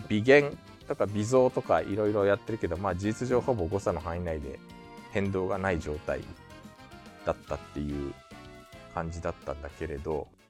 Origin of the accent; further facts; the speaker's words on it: Japan; also born or lived in South Korea; 日本生まれ、えー、9月に韓国から帰ってきました、日本人